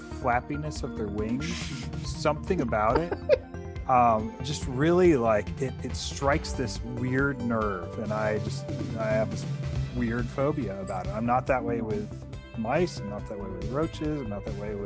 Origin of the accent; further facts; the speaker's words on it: Virginia, United States; now in Georgia, United States; I grew up in the area around DC. I grew up in Virginia